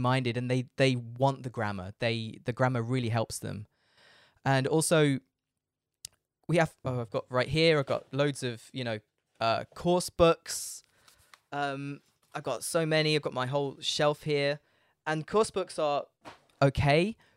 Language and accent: English; United Kingdom; moved away as an adult; now in Frankfurt, Germany; I'm British. I live in Frankfurt in Germany